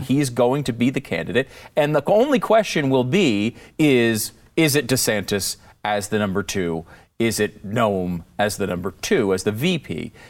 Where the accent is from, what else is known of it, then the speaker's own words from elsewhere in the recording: Connecticut, United States; moved away as an adult; also born or lived in Florida / Pennsylvania; now in Texas, United States; I grew up in Connecticut.